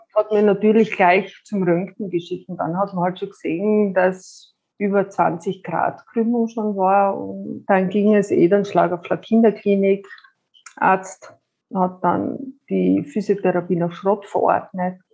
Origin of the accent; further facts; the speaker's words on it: Styria, Austria; Ich komme aus der Steiermark, bin 45 Jahre alt